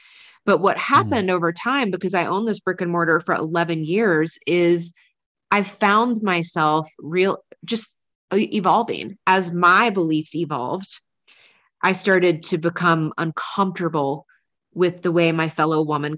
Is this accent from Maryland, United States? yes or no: no; North Carolina, United States; accent: Southern; I grew up in the South, like, you know, like women acted, dressed, like I grew up in North Carolina, like thick country accent that I used to have.